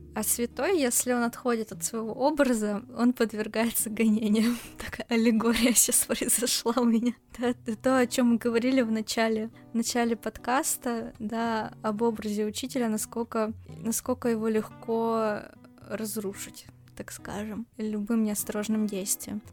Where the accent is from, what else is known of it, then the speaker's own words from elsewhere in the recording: Novosibirsk, Novosibirsk Oblast, Russia; мы с Кириллом из Новосибирска